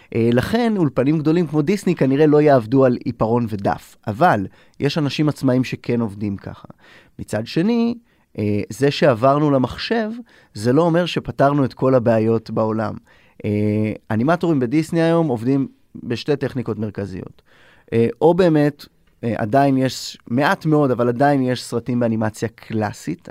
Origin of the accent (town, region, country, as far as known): Israel